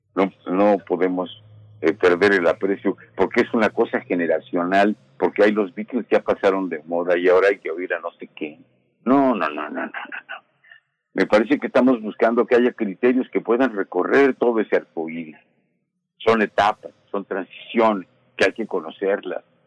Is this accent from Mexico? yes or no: yes; Mexico; somos mexicanos